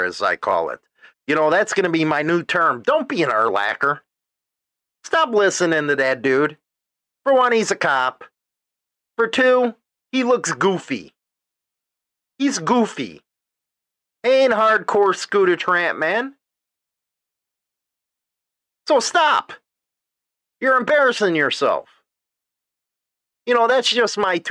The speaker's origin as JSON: {"language": "English", "country": "United States", "tie": "born or raised there", "said": "I was born in the United States"}